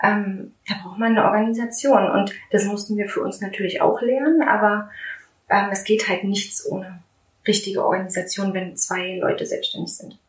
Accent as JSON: {"language": "German", "town": "Strausberg", "region": "Brandenburg", "country": "Germany", "tie": "born or raised there", "also_born_or_lived": "Berlin", "moved": "as an adult", "said": "ich komme ja aus Strausberg, ich mhm. bin ja eine gebürtige Strausbergerin"}